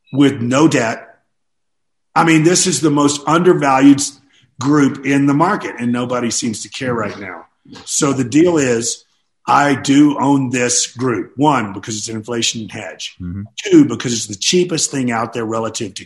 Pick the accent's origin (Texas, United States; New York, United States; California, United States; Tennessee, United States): Tennessee, United States; Nashville; my hometown of Nashville, Tennessee, which is booming